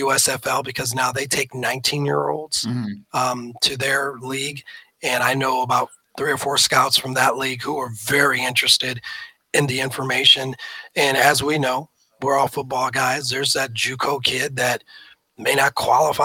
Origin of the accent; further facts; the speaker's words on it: Omaha, Nebraska, United States; moved away; I'm from Omaha, Nebraska originally.